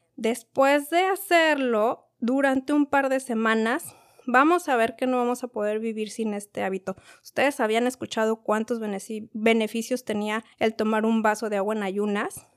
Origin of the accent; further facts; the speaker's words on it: Mexico; yo soy de México